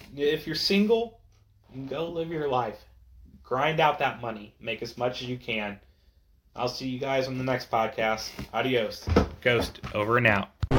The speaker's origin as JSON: {"language": "English", "country": "United States", "said": "as American citizens"}